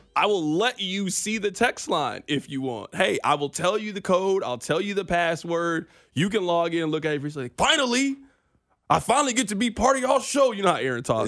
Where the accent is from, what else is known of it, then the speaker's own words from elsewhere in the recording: Kansas City, United States; we are from Kansas City